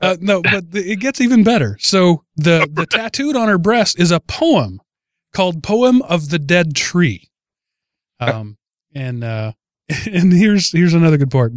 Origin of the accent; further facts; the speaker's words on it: Texas, United States; I'm from Texas